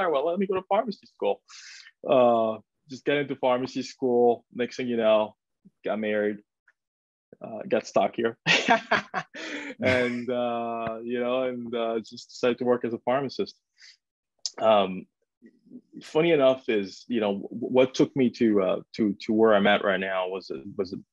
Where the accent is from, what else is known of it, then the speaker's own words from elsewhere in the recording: France; moved away as an adult; also born or lived in Georgia, United States; now in United States; born and raised in France, actually, playing tennis there. Got an opportunity to come to the US